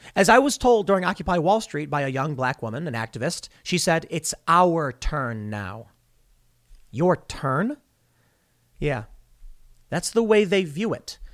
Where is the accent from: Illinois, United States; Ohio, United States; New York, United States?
Illinois, United States; Chicago; I grew up on the South Side.